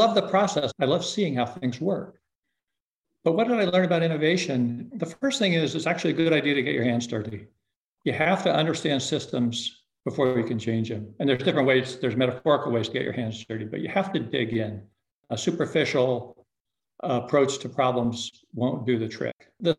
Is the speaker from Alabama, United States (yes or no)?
no; Aspen, Colorado, United States; Aspen was a small town, 3,000 people when I was a kid, with dirt streets.